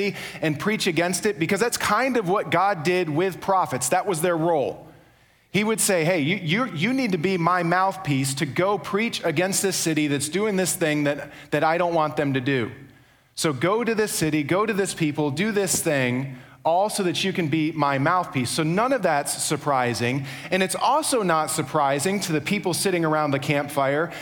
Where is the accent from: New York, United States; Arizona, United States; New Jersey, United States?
New York, United States; now in Charlotte, United States; I'm from New York